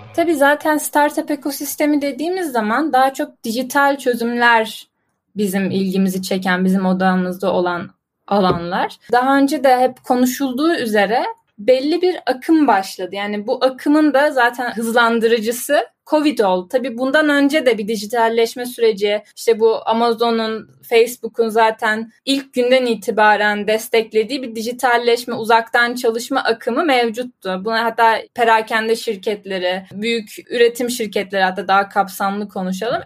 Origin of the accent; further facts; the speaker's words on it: Ankara, Turkey; 96 yılında Ankara'da dünyaya geldim ve doğdum, büyüdüm, hep Ankara'daydım.